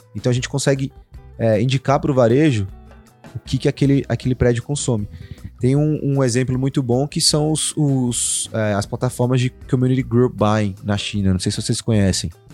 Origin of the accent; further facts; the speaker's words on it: Brazil; a gente é brasileiro